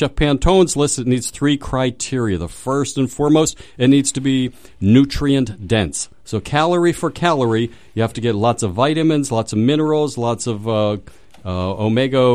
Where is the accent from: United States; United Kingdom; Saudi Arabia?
United States; Pittsburgh, Pennsylvania; moved away; I'm from Pittsburgh